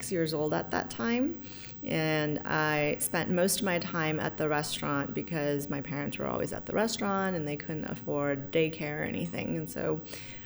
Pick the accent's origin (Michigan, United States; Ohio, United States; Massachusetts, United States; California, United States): California, United States; San Francisco; I was born and raised in San Francisco